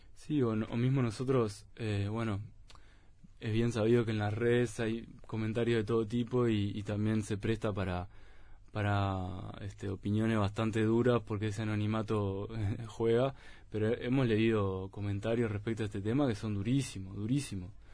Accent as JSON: {"language": "Spanish", "country": "Uruguay", "said": "nosotros como uruguayos"}